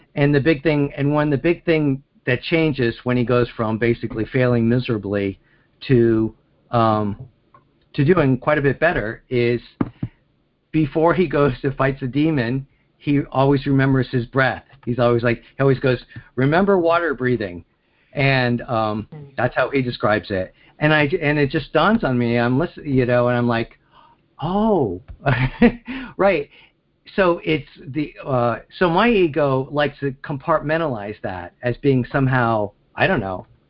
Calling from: Pennsylvania, United States; I'm calling from Pennsylvania

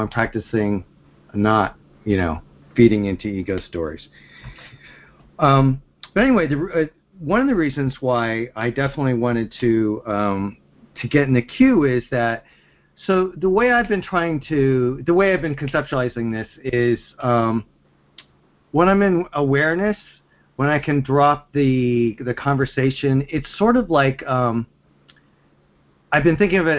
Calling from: Pennsylvania, United States; I'm calling from Pennsylvania.

